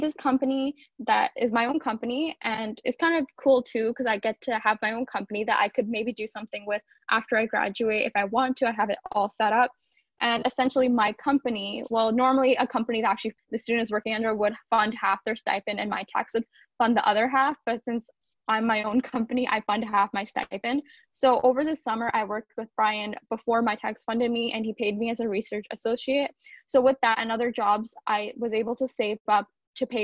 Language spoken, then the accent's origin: English; Brampton, Ontario, Canada; also born or lived in Etobicoke, Ontario; So I grew up in Etobicoke. I was born there and I lived there till I was about 9 years old. And then from there, my family moved to Brampton. I've lived in like the same area of Brampton since then